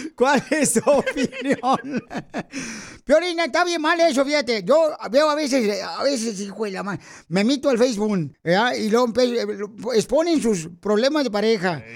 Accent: Jalisco, Mexico; now in United States; venimos de Jalisco, a Estados Unidos

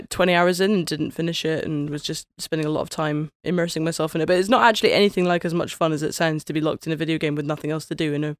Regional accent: United Kingdom; I'm British.

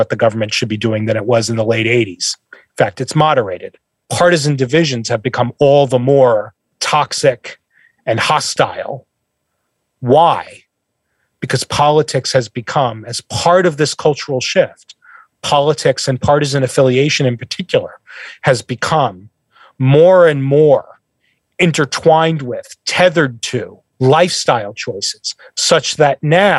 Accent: northern New Jersey, United States; moved away as an adult; now in Nashville, United States; I'm originally from New Jersey. I grew up in northern Jersey, right by the Lincoln Tunnel

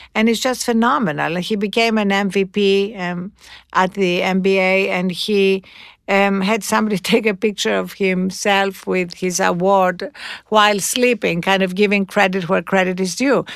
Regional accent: Greece; moved away; when I was growing up in Greece

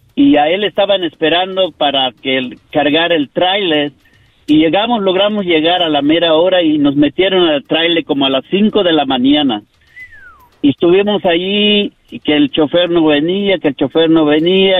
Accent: Yucatán, Mexico; now in United States; de México, de Yucatán.

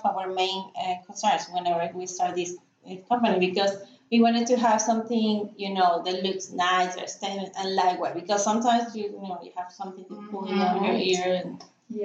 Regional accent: Peru; English is a second language; moved away as an adult; now in Katy, Texas, United States; we're from Peru.

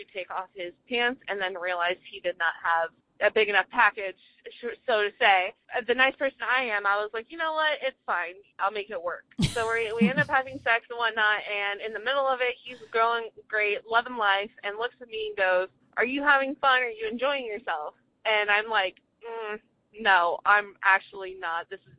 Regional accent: Rhode Island, United States; I'm from Rhode Island, and I'm calling for your prompt that you gave last week about getting the feels at the inopportune time, maybe.

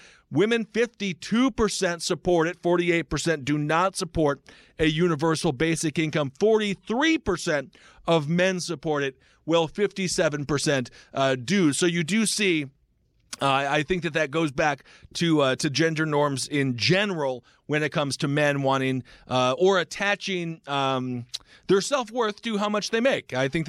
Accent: Stevens Point, Wisconsin, United States; we also had KB Toys where I was growing up in Stevens Point.

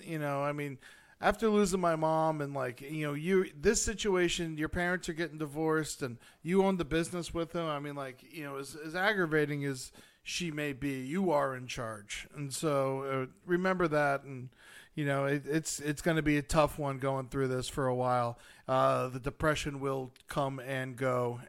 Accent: Buffalo, New York, United States; Top it off, I'm from Buffalo and a Bills fan, too.

